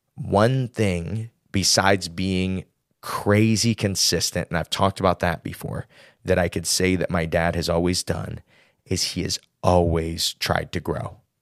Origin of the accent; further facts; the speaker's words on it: Midwest, United States; He just knew I was from the Midwest.